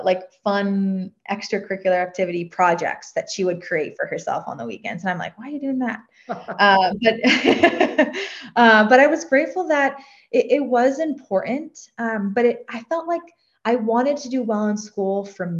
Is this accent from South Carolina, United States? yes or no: no; a suburb outside of Boston, South Shore, Massachusetts, United States; I grew up in a suburb outside of Boston. We were on the South Shore